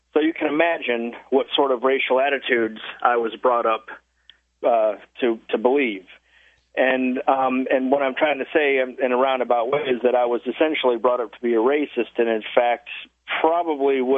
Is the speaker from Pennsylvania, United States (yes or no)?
no; west of Orlando, rural Florida, United States; now in Washington, United States; I was born in Florida, in a rural part of Florida, so it wasn't Disneyland or Miami